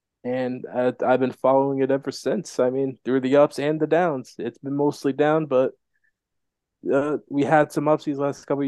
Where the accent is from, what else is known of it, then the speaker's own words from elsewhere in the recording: Miami, Florida, United States; Well, I'm from Miami, Florida. Grew up down here my entire life.